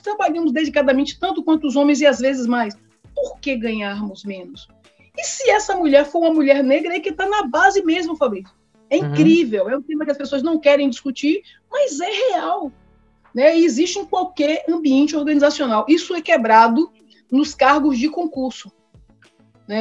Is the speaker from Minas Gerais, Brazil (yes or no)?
no; Bahia, Brazil; also born or lived in São Paulo; voltei para a Bahia com seis anos, porque meus pais são baianos